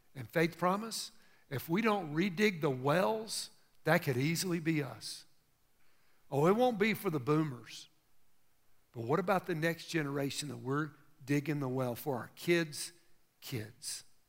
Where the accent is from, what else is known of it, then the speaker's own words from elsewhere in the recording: United States; I grew up in America